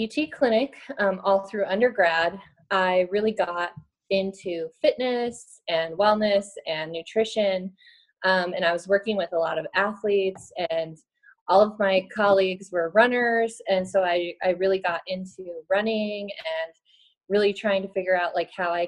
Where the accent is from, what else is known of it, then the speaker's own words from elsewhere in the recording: Reno, Nevada, United States; now in Atlanta, United States; I currently live in Atlanta, Georgia, and I'm originally from Reno, Nevada, in the Sierra Nevada mountains